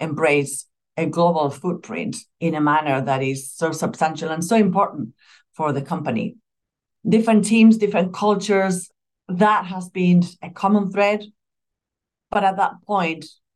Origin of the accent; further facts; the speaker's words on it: Spain; moved away as an adult; also born or lived in Madrid; I'm originally from Spain. I come from a smaller town in Spain